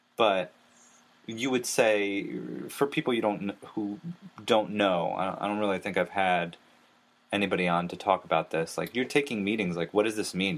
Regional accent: New Jersey, United States; I, am from New Jersey

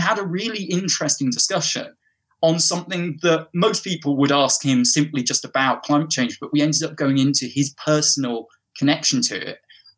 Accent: England, United Kingdom; I grew up in the north of England, and I went to school down in the south of England, hence how I lost my accent.

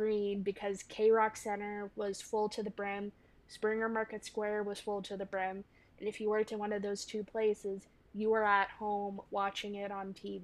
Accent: Kingston, Ontario, Canada; born or raised there; also born or lived in Georgia

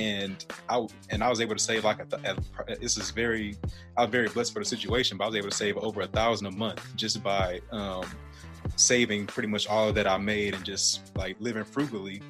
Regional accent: Detroit, Michigan, United States; moved away; I was born in Detroit, Michigan, actually, and um, I was gr- growing up there

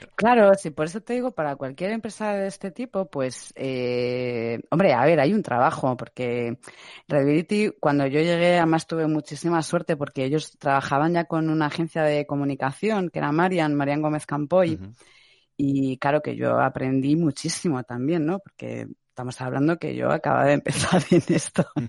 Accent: Madrid, Community of Madrid, Spain; soy de Madrid

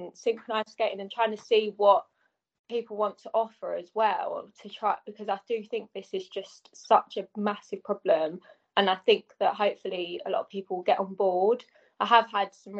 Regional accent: Enfield, London, United Kingdom; growing up in Enfield, surrounded by knife crime.

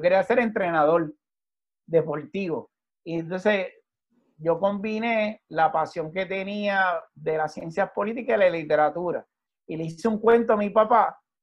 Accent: Levittown, Puerto Rico; en la urbanización que yo me crié en Levitown, un suburbio

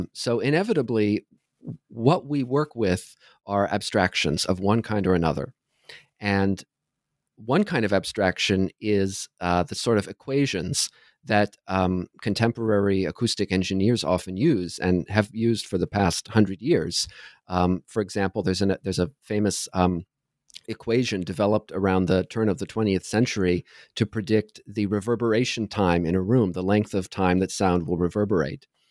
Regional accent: Southern Ohio, United States; moved away as an adult; also born or lived in New York City, United States / New Haven, United States; now in Toronto, Canada; I grew up in Southern Ohio

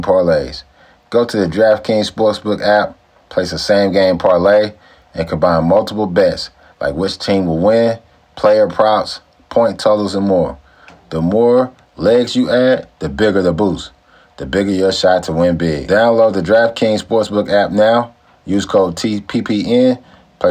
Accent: Louisiana, United States; I'm from Louisiana

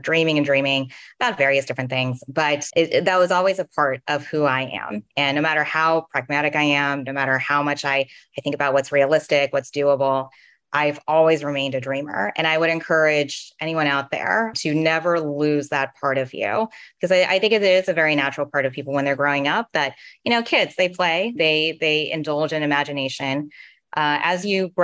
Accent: Fremont, California, United States; also born or lived in San Francisco; I grew up in Fremont, East Bay

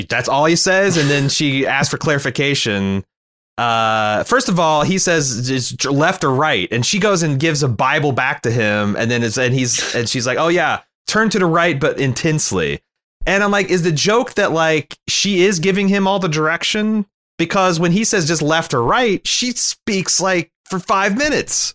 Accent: United States; as an American

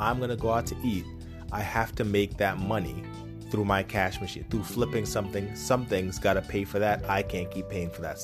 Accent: Poughkeepsie, New York, United States; Where I grew up in Poughkeepsie

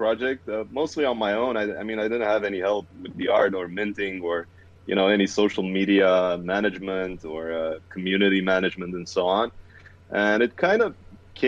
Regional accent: Romania; I am from Romania, currently residing in Bucharest.

